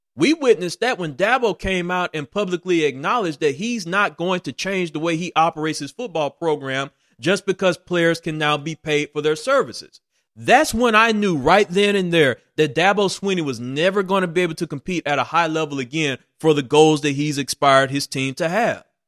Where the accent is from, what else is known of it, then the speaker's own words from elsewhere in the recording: Mississippi, United States; I had an opportunity to be born and raised in the state of Mississippi.